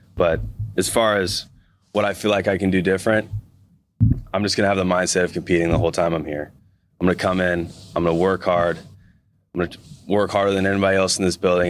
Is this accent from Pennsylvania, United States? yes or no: no; Missouri, United States; moved away as an adult; now in Seattle, United States; a kid growing up in Missouri